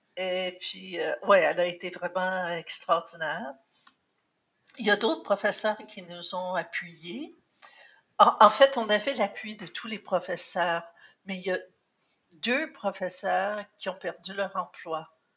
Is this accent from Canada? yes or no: yes; Cornwall, Ontario, Canada; also born or lived in St. Andrews, Ontario; j'ai fait mon secondaire euh, à Cornwall. Avant ça, j'avais fait euh, l'école primaire dans une école française à, à l'extérieur de Cornwall, entre Cornwall et St. Andrews où j'habitais.